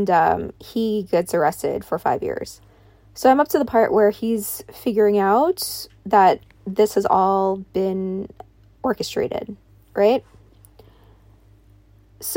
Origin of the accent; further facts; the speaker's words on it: New York, United States; I grew up in New York